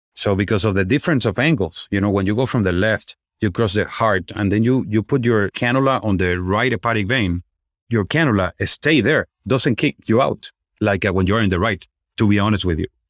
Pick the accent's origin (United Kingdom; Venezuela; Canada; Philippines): Venezuela; moved away as an adult; also born or lived in Chicago; now in United States; I'm originally from Venezuela. So, I did my med school over there